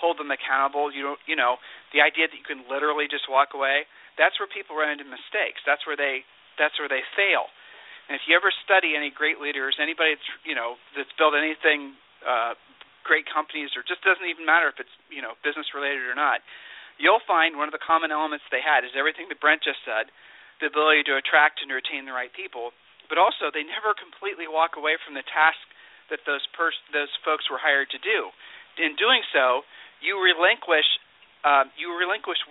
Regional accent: Ohio, United States; I'm from Ohio. And, being a Midwesterner, being a Midwesterner

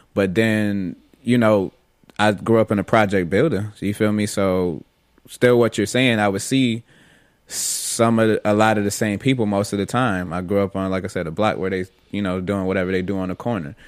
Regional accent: Rochester, New York, United States; now in Florida, United States; growing up in Rochester and on the west side

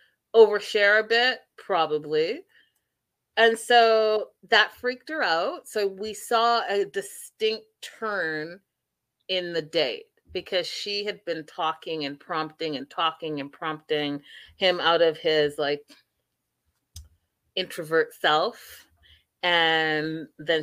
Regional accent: Canada; growing up in Canada

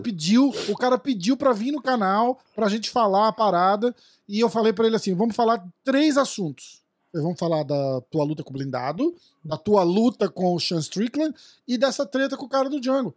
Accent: Brazil; eu sou brasileiro

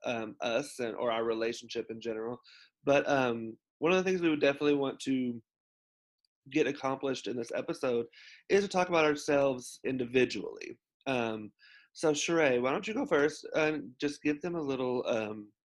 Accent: Arkansas, United States; I grew up in the South in Arkansas, right smack dab in the middle of the Bible Belt

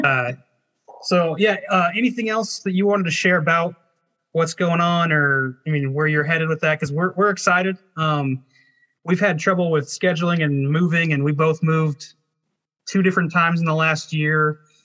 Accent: Arizona, United States; he and I are from the same area. We're both grew up Nazarene, but like we're from the Arizona, so the the Southwest

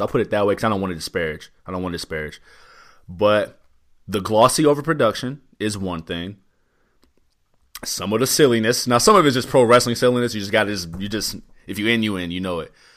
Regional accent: Midwest, United States; I'm from the Midwest.

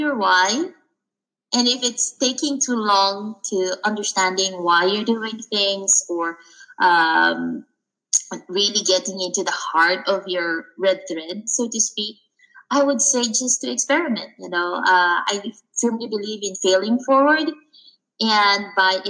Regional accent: Philippines; moved away; I came from the Philippines, and I grew up in a culture

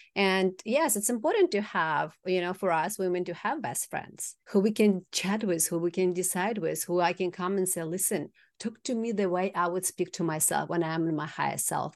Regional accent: Kazakhstan; moved away; From Kazakhstan originally.

